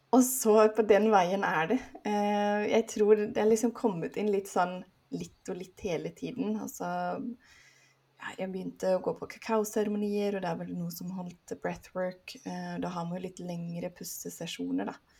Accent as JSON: {"language": "Norwegian", "country": "Sweden", "also_born_or_lived": "Oslo area, Norway", "moved": "as an adult", "lives_now": "Oslo, Norway", "said": "Jeg er svensk, men nå har jeg bodd her i 16 år, så nå føler jeg meg snart mer norsk"}